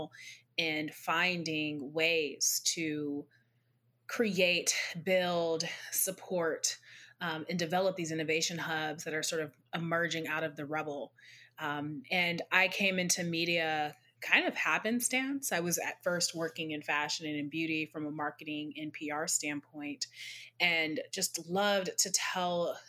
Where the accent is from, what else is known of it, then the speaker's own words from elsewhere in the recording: Seattle, Washington, United States; I grew up in Seattle